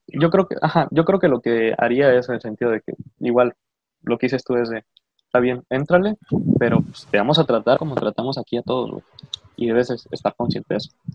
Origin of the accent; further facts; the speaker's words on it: Mexico; a pesar de haber nacido en los Estados Unidos mexicanos y ser hijo de padres mexicanos